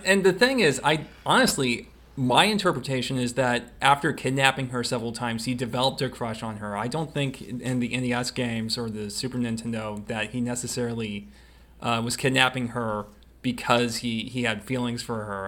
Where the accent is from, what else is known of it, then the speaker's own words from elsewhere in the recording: the South, United States; we're from the South